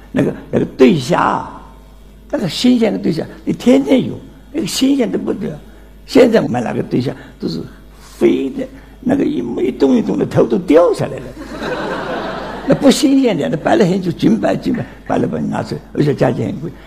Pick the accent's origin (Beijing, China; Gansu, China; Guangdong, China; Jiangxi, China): Jiangxi, China; Nancheng; moved away; 今年九十二岁，江西南城人